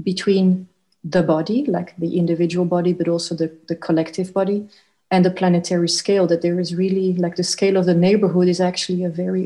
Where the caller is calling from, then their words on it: The Hague, South Holland, Netherlands; I'm calling in from The Hague in the Netherlands